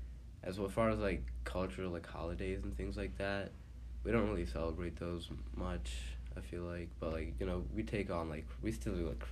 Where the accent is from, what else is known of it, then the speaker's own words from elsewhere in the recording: Punjab, India; moved away as an adult; now in Pennsylvania, United States; I'm from India, Punjab